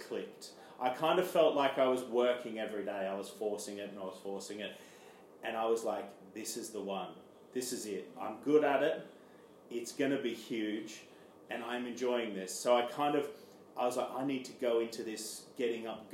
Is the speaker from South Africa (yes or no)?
no; Armidale, New South Wales, Australia; moved away as an adult; now in London, United Kingdom; I'm from Australia, a small town called Armidale in New South Wales, which is a small country town.